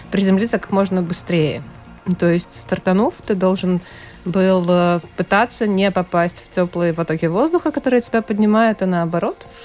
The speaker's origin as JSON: {"language": "Russian", "country": "Latvia", "said": "участие в международных соревнованиях так целенаправленно мы, пилоты из Латвии, стали практиковать буквально пару лет назад."}